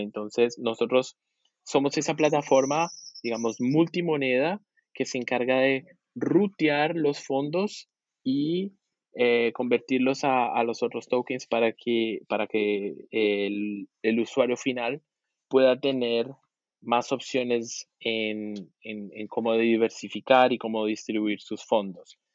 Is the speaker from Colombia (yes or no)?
yes; Colombia; also born or lived in Argentina; now in Brazil; yo, soy colombiano, eh, viví también en Argentina unos cinco años y ahora estoy diez años en Brasil